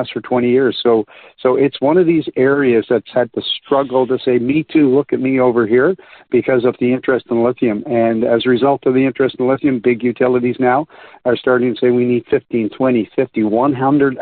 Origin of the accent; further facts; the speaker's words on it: Canada; I'm Canadian.